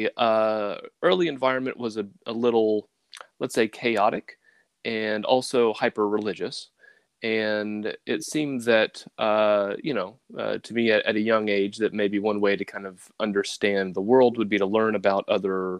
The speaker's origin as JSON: {"language": "English", "town": "Lynchburg", "region": "Tennessee", "country": "United States", "tie": "born or raised there", "also_born_or_lived": "Japan", "moved": "as an adult", "lives_now": "upstate New York, United States", "said": "My hometown is actually Lynchburg, Tennessee, which is where Jack Daniels comes from"}